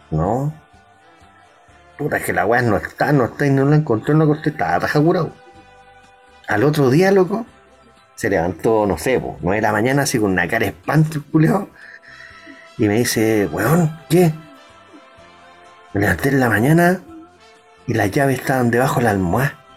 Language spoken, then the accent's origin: Spanish; Venezuela; los que están ahora, que pues, somos venezolanos.